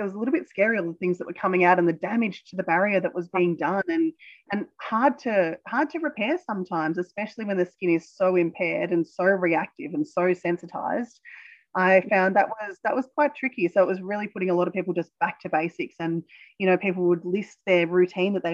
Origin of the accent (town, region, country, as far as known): Australia